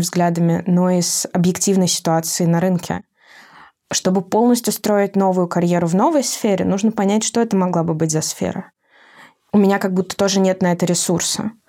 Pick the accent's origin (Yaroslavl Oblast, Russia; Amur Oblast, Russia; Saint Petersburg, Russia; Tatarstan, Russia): Saint Petersburg, Russia; now in Moscow, Russia; я изначально из Петербурга